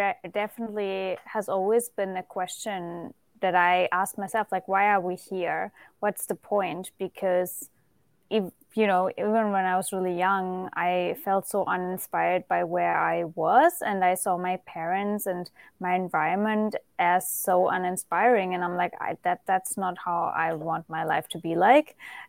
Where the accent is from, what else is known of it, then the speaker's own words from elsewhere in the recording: Germany; English is a second language; moved away; I'm originally from Germany.